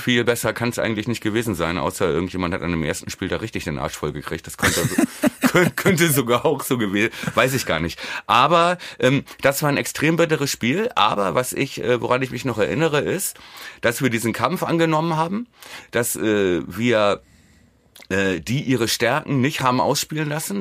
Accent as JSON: {"language": "German", "country": "Germany", "said": "als Deutscher"}